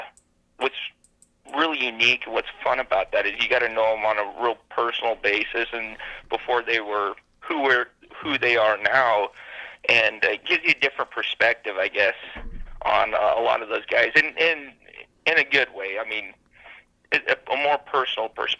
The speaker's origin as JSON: {"language": "English", "area": "Sandhills", "region": "Nebraska", "country": "United States", "tie": "born or raised there", "said": "Growing up in the Sandhills"}